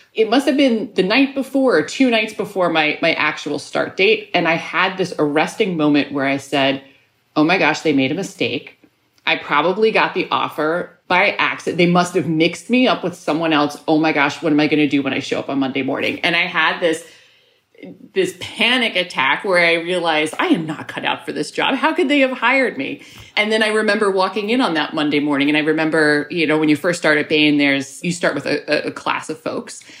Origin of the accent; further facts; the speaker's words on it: New York City, New York, United States; moved away as an adult; now in Chicago, United States; I grew up in New York